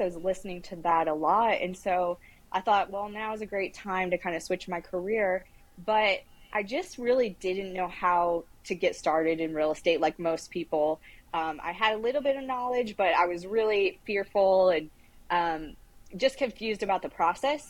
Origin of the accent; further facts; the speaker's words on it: Toledo, Ohio, United States; I grew up in Toledo, Ohio. So I'm a Midwestern girl